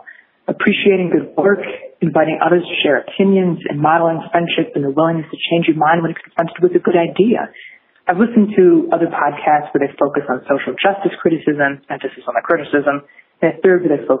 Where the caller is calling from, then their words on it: Connecticut, United States; I'm calling in from Connecticut.